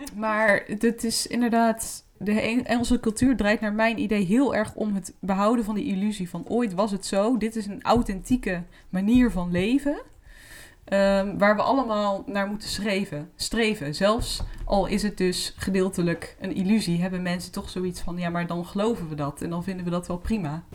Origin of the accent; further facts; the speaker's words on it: Netherlands; wij zijn Nederlanders